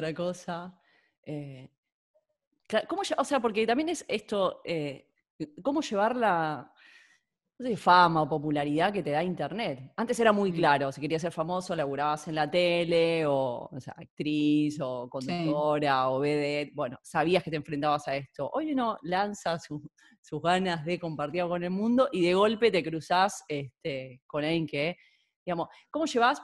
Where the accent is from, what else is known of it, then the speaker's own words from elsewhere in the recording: Argentina; now in Catalonia, Spain; siento que el argentino, que es nosotros hablamos castellano